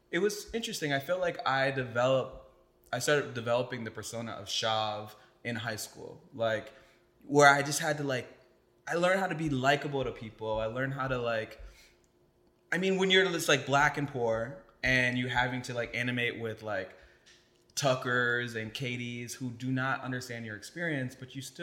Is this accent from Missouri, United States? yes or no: no; South Bend, Indiana, United States; moved away; also born or lived in Chicago / Brooklyn, New York; I grew up in South Bend, Indiana, and then I moved to Chicago